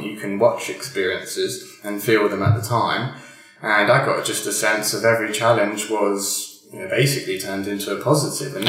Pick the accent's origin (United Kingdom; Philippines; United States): United Kingdom; I am British, but my father's actually half Anglo-Indian.